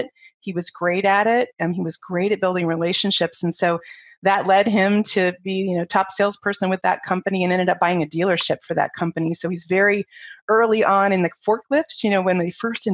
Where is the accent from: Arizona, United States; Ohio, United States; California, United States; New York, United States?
Ohio, United States; moved away as an adult; also born or lived in Taiwan / Japan; I was from Ohio growing up in the cornfields